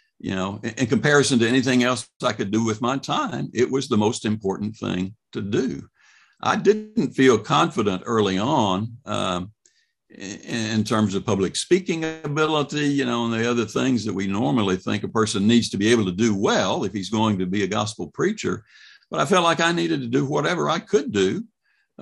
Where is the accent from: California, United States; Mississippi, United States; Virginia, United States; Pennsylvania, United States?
Mississippi, United States; moved away as an adult; also born or lived in Hope, Arkansas / Oxford, Mississippi / Meridian, Mississippi; now in Louisville, United States; born in Arkansas, but raised in Mississippi